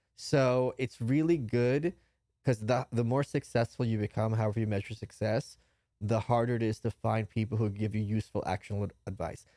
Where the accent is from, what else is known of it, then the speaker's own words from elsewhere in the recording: New York, United States; moved away as an adult; also born or lived in Brooklyn; now in Austin, United States; as a New Yorker